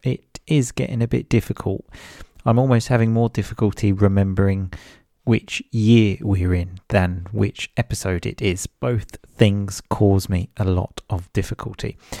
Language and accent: English; United Kingdom; I moved back to my home country, the U K